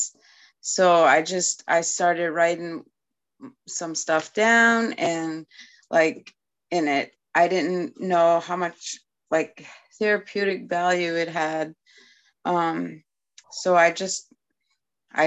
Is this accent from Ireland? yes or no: no; Eskasoni, Nova Scotia, Canada; first language Mi'kmaq; English is a second language; now in Maine, United States; I grew up in Nova Scotia on a reservation called Eskasoni